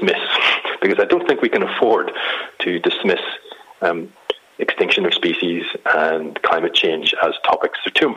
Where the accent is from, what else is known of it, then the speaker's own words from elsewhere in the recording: Ireland; I'm Irish, and we can't really take anything very seriously